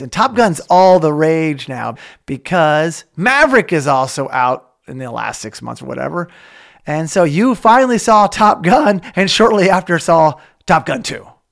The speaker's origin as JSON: {"language": "English", "region": "Oklahoma", "country": "United States", "tie": "born or raised there", "moved": "yes", "lives_now": "California, United States", "said": "when I grew up in Oklahoma, I live in California"}